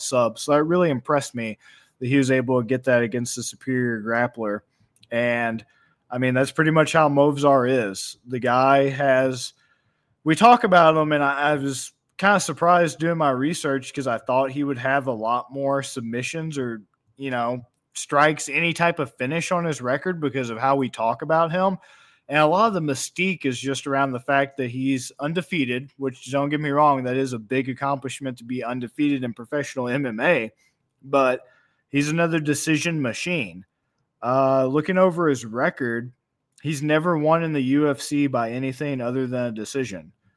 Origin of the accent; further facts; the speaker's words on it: United States; we do in America from a young age